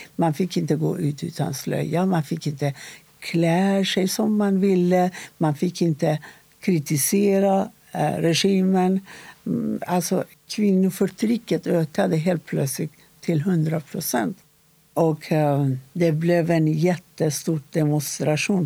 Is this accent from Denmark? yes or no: no; Iran; Swedish is a second language; moved away as an adult; now in Sweden; jag är född i Iran innan islamiska revolutionen